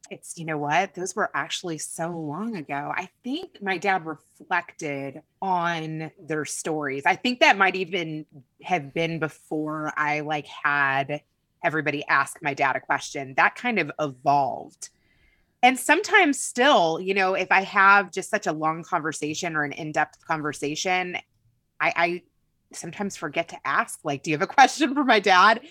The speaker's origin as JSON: {"language": "English", "region": "Kentucky", "country": "United States", "tie": "born or raised there", "moved": "yes", "said": "I grew up in Kentucky"}